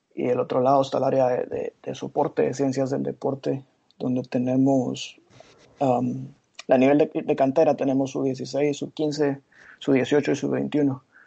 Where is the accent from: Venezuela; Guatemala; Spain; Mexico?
Guatemala; moved away as an adult; also born or lived in Glasgow / London; soy guatemalteco